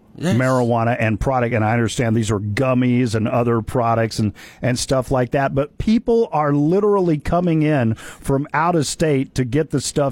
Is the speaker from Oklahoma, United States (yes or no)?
yes; Oklahoma, United States; I'm from Oklahoma